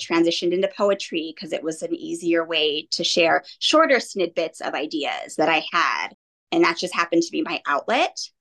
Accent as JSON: {"language": "English", "town": "Monrovia", "region": "California", "country": "United States", "tie": "born or raised there", "also_born_or_lived": "Santa Rosa, California", "said": "I grew up in Southern California in mm-hmm. Monrovia tiny little cute town. I moved up here to Santa Rosa about 10 years ago now"}